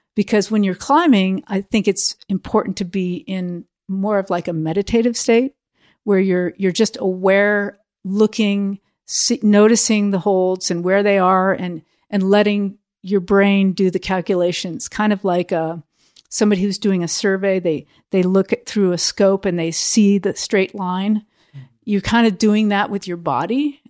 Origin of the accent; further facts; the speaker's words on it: United States; also born or lived in Europe; Being outside of America helped me look at myself as an American